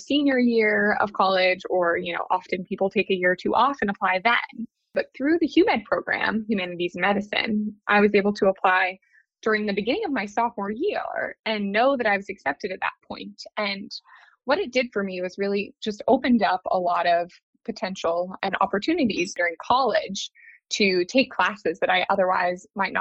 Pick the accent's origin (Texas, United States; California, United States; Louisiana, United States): Texas, United States; Dallas; moved away as an adult; also born or lived in New Haven, Connecticut / New York; now in Boston, United States; I'm originally from Dallas, Texas, and I lived there through the end of high school